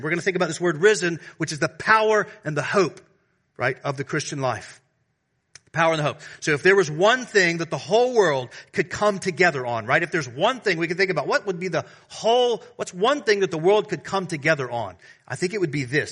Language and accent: English; the South, United States; now in Washington, D.C., United States; I'm from the South.